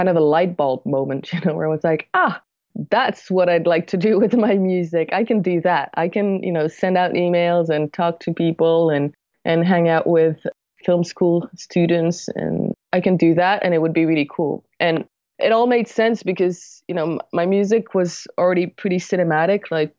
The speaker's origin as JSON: {"language": "English", "town": "Paris", "region": "Île-de-France", "country": "France", "said": "But yes, I am from France, and right. I've lived in Paris most of my life."}